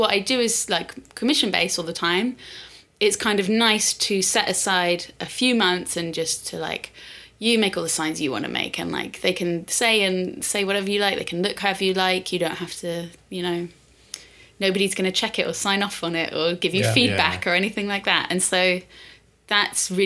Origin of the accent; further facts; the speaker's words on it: London, United Kingdom; I was like born and raised in London